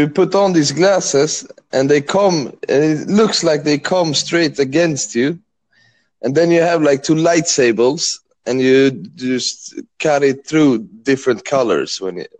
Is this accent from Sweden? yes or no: yes; Sweden; I'm from Sweden.